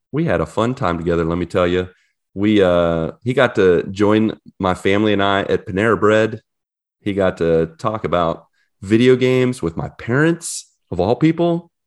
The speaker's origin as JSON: {"language": "English", "region": "West Virginia", "country": "United States", "tie": "born or raised there", "moved": "as an adult", "lives_now": "Orlando, United States", "said": "I ditched you guys, you and West Virginia, a few days ago"}